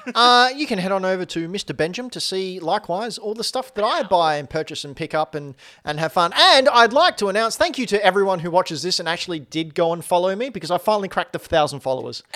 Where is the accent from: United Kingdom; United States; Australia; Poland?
Australia; I'm Australian